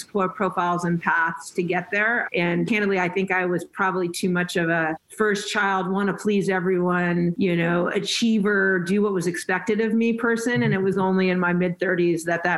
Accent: Los Angeles, California, United States; also born or lived in North Carolina; And then I grew up in the San Fernando Valley. I'm a Valley girl

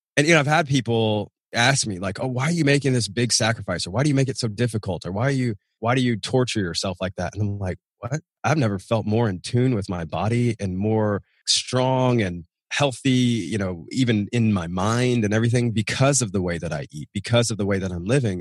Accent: Nashville, Tennessee, United States; moved away as an adult; We're outside of Nashville, Tennessee, my hometown, out in the sticks

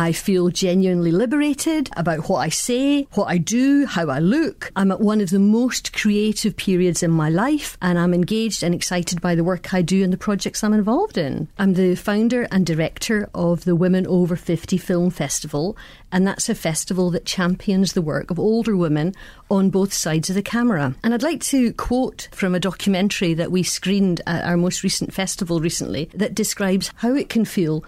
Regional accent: Scotland, United Kingdom; I'm Scottish, I'm white, and I'm a lesbian.

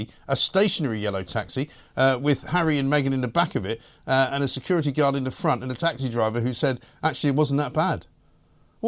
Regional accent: London, United Kingdom; I was born and raised in London

